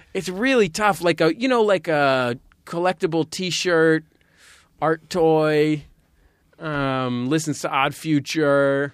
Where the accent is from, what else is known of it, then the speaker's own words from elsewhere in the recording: San Francisco, California, United States; also born or lived in Santa Cruz / Berkeley; I grew up in San Francisco